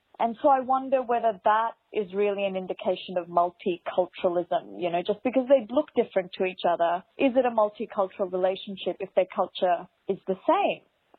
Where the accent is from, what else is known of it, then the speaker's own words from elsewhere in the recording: India; You know, in Australia, my Indian brother, I'm Indian, is married to a very Anglo-Saxon white woman.